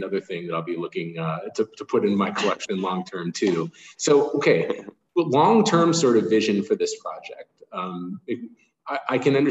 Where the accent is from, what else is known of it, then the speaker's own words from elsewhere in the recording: Chicago, Illinois, United States; I enjoyed the Jordan era for my entire childhood. So I'm from Chicago